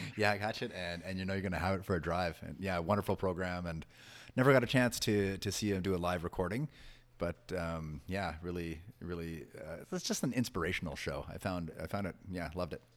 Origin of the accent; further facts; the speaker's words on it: Toronto, Ontario, Canada; growing up in Toronto and maybe the, the area that I grew up